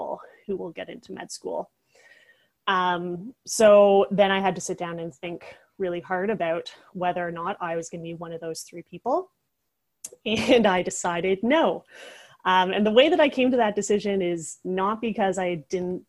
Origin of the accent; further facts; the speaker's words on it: Toronto, Ontario, Canada; also born or lived in Halifax; now in Toronto, Canada; I grew up in Scarborough, Ontario